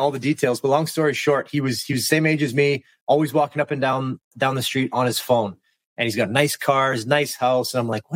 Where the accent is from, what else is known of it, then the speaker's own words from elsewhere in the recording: Western Canada, Canada; also born or lived in Kelowna, British Columbia / Washington, District of Columbia, United States; I'm from Western Canada, and where I was living, Kelowna, BC